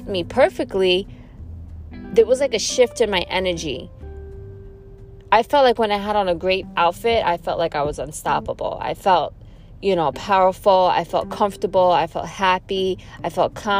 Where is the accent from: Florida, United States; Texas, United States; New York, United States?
New York, United States; New York City; I'm born and raised in New York City. I come from a town called Flushing, Queens